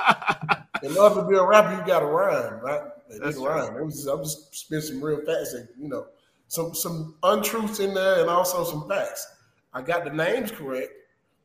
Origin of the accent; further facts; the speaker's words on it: Georgia, United States; I'm from Georgia